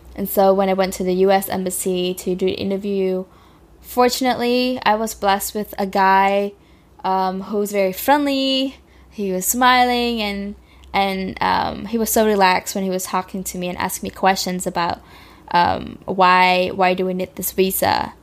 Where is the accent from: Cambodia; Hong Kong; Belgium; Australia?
Cambodia; now in United States; I grew up in Cambodia